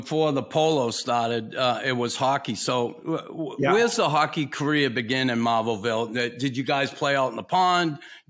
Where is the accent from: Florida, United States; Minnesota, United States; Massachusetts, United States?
Massachusetts, United States; Boston; You know, I'm from Boston.